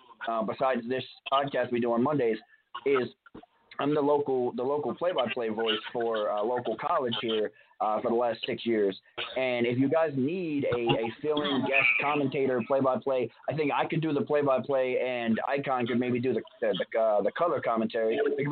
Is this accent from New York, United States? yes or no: yes; New York, United States; I'm from New York